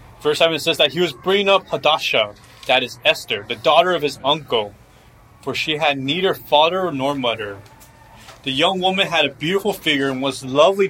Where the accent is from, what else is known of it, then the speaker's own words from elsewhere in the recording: United States; growing up here, being American, but yet come from a different ethnicity